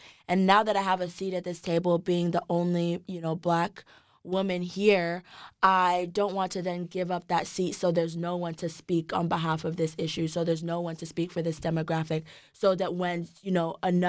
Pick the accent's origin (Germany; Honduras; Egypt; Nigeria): Nigeria; Like, just being Nigerian, being born in Nigeria, I knew that I wanted to do something, like, within Nigeria